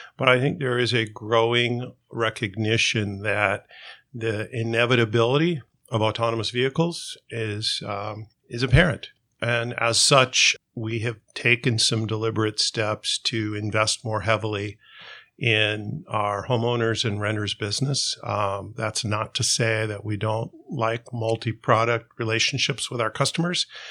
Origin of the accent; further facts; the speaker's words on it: Southern California, United States; We grew up in Southern California